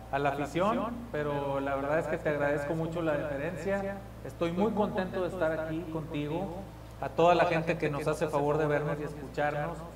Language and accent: Spanish; Monterrey, Nuevo León, Mexico; pues soy, orgullosamente, orgullosamente regiomontano, neoleonés, tengo 40 años de edad.